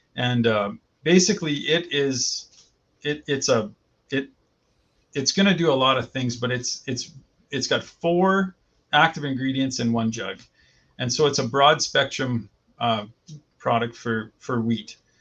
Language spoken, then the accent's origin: English; Vegreville, Alberta, Canada; moved away as an adult; now in Saskatchewan, Canada; born and raised in Vegreville